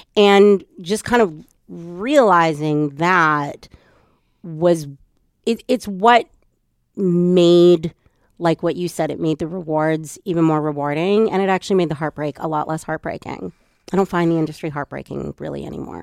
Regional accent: Edmonton, Alberta, Canada; I'm from Edmonton and grew up there.

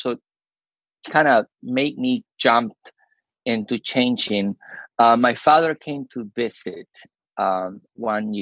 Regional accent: Peru; moved away as an adult; now in United States; we had growing up in Peru

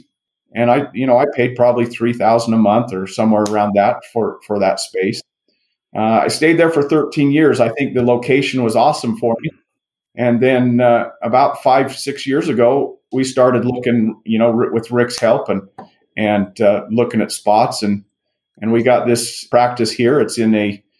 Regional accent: Rigby, Idaho, United States; I'm actually from Rigby, Idaho

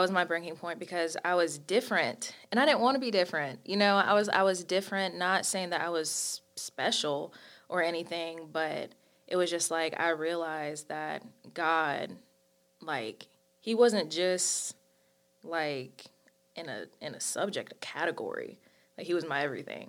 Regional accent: High Point, North Carolina, United States; I'm from High Point, North Carolina.

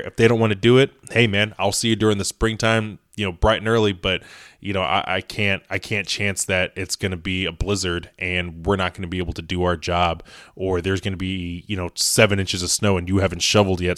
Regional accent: Indiana, United States; I am in the Midwest. I'm from Indiana.

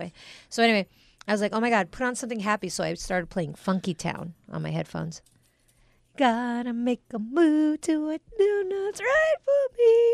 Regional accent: United States; we're Americans.

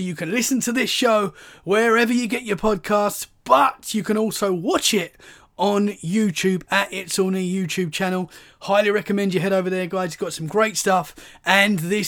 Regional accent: Essex, East of England, United Kingdom; now in Dorset, United Kingdom; So I'm from Essex, which is right near London, but now I live in Dorset, which is about 2 hours from London. So I'm still a London boy, really

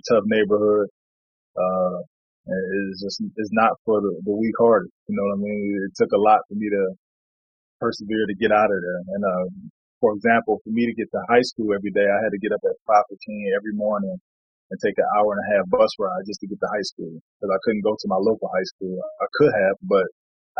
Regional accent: Cleveland, Ohio, United States; also born or lived in North Carolina; now in Sapporo, Japan; growing up on St. Clair and Eddie Road in Cleveland, Ohio

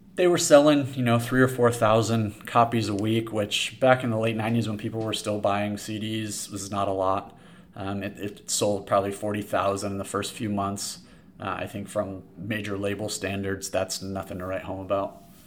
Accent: San Diego, California, United States; I grew up in San Diego. I went to Poway High School

